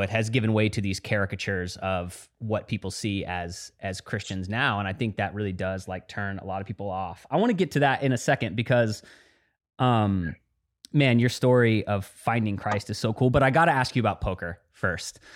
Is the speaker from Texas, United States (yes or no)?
yes; Dallas, Texas, United States; I grew up in Dallas, Texas